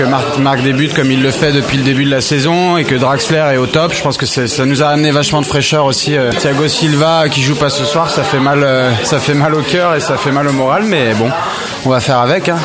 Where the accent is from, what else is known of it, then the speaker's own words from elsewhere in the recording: Paris, Île-de-France, France; moved away as an adult; now in Barcelona, Spain; Moi je suis parisien d'origine, je vis à Barcelone depuis 5 ans.